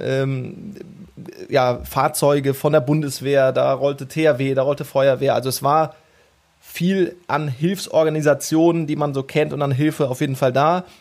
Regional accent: towards the Hunsrück, Rhineland-Palatinate, Germany; moved away; Also ich bin so 50, 60 Kilometer von Bad 9 Ahrweiler etwa aufgewachsen

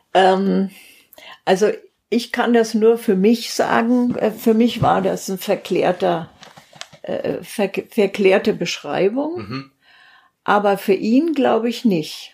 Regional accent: Steinebach am Wörthsee, Bavaria, Germany; moved away as an adult; also born or lived in Simbach; ich komme ja aus Steinebach am Wörthsee, also ursprünglich beim Ammersee, so ein kleiner See

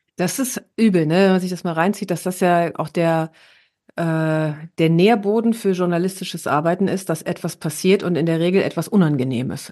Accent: Herne, North Rhine-Westphalia, Germany; moved away; war ich ja in Herne, meiner Heimatstadt

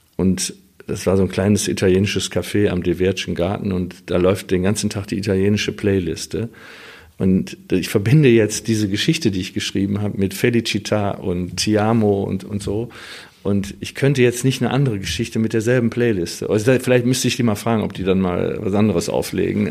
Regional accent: Wuppertal, North Rhine-Westphalia, Germany; ich bin da oben am Öhlendal aufgewachsen

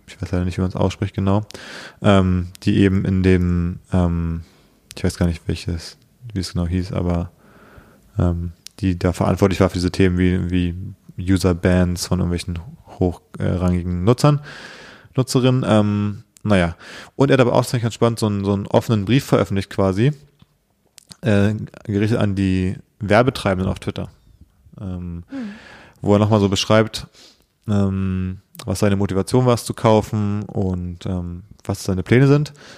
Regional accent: Berlin, Germany; ich gebürtiger Berliner bin

